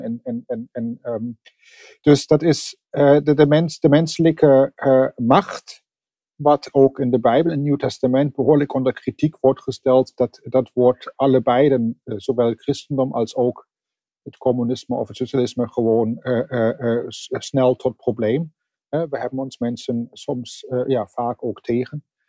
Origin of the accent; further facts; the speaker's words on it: Germany; accent: German; Dutch is a second language; now in The Hague, Netherlands; Ik eh, ben van oorsprong Duits. Dat kunt u misschien nog horen aan mijn accent. Dat eh, leer ik niet meer af.